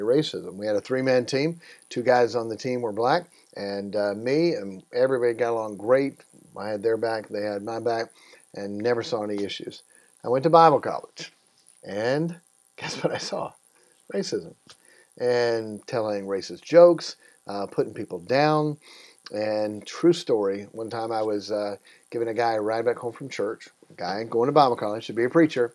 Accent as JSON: {"language": "English", "region": "Iowa", "country": "United States", "tie": "born or raised there", "also_born_or_lived": "Tennessee", "said": "When I was a kid, we moved to Iowa and uh, grew up there"}